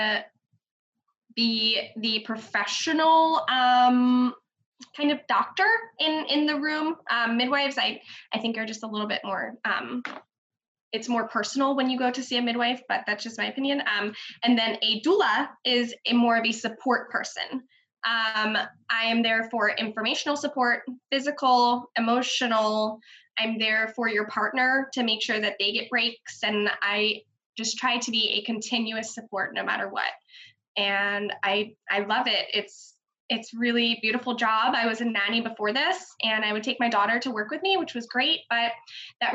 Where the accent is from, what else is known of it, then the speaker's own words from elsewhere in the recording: Baltimore, Maryland, United States; now in Forest Hill, United States; where I grew up, which is Arcadia, Lauraville area in Hamilton, Baltimore City